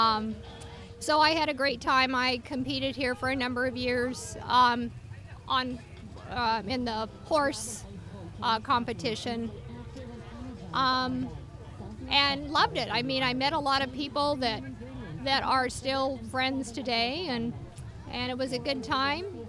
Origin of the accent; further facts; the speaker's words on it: Bow, Washington, United States; I grew up in Bow on the farm where my granddad uh, moved in the 20s